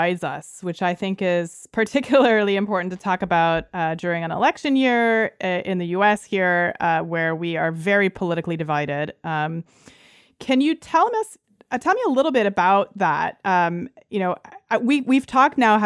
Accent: Canada; first language Lithuanian; I grew up in Canada, and my parents spoke exclusively Lithuanian to me during my entire childhood

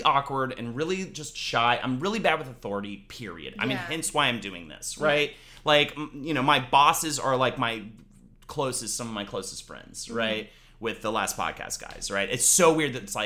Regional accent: North Carolina, United States; I am from North Carolina

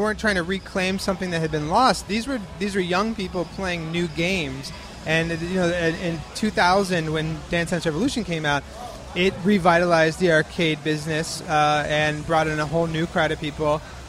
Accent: New York, United States; So being a New Yorker

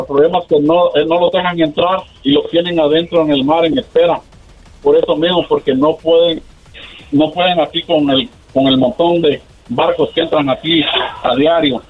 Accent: Guatemala; moved away; soy de Guatemala

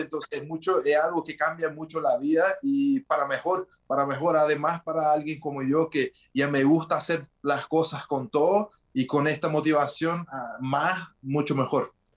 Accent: Brasília, Federal District, Brazil; Spanish is a second language; also born or lived in New Jersey, United States; yo nací en Estados Unidos, entonces en New Jersey, por eso también aprendí el, inglés de chico. Y me vine para Brasil cuando tenía de 6 para 7 años y crecí acá en Brasil

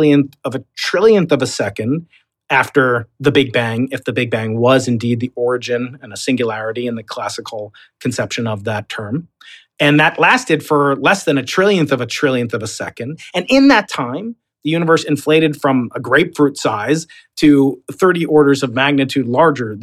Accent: New York, United States; accent: Long Island; I'm a New Yorker

